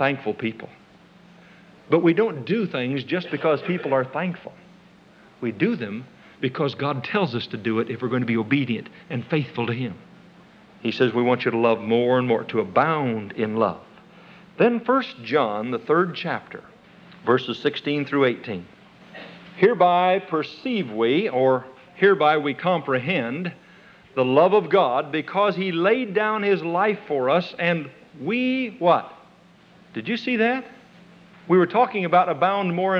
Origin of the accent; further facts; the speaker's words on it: Nebraska, United States; moved away; I was born and raised in Nebraska